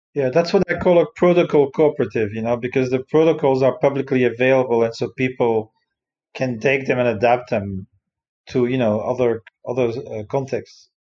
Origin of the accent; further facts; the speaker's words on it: Brussels, Brussels-Capital Region, Belgium; moved away; I come originally from Brussels